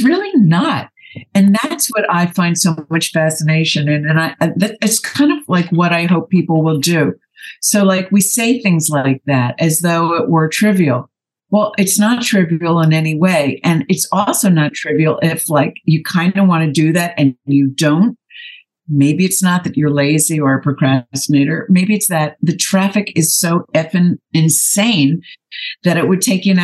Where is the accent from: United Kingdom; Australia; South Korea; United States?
United States; New Jersey; also born or lived in New York City; now in Los Angeles, United States; I grew up in New Jersey and spent a lot of time in the city